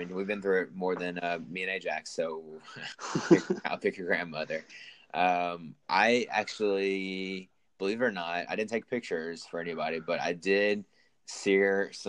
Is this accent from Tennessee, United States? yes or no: yes; Memphis, Tennessee, United States; I'm a big Memphis fan, went there, blah, blah, blah. I'm from Memphis.